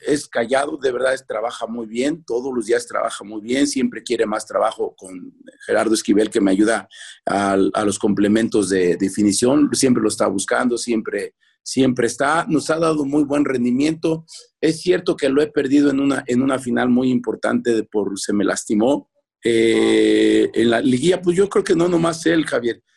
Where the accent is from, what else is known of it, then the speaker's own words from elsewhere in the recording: Mexico City, Mexico; now in León, Mexico; soy de Culhuacán, Iztapalapa